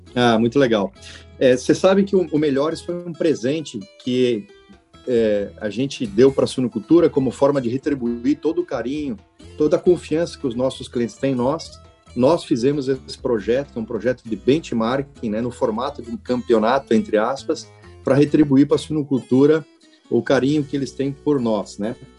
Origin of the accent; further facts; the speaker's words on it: Xanxerê, Santa Catarina, Brazil; moved away as an adult; also born or lived in Florianópolis; eu tenho muito orgulho de dizer que eu sou colono de Xanxerê. Eu sou do oeste de Santa Catarina, eu nasci lá